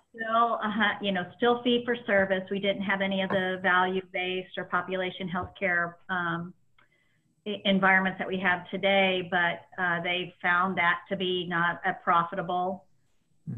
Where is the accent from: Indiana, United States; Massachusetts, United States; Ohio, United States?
Indiana, United States; Indianapolis; I grew up just a couple blocks from the track